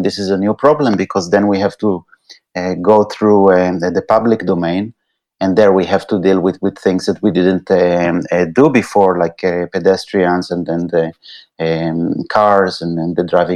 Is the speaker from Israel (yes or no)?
yes; Israel; moved away as an adult; also born or lived in United States; now in Netherlands; I'm coming originally from Israel